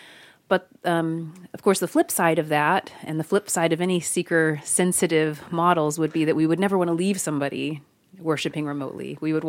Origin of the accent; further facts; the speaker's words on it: Kentucky, United States; I'm from Kentucky, by the way.